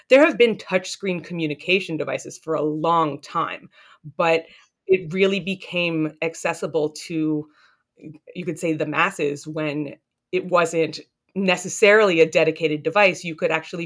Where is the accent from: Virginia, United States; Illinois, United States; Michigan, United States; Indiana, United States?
Virginia, United States; Northern; also born or lived in Boston; I grew up in Northern Virginia